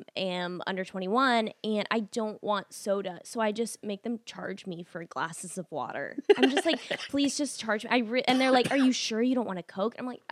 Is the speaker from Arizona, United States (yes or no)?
yes; Arizona, United States; now in Los Angeles, United States; I've been in LA for like 7 years. Okay. I grew up in Arizona.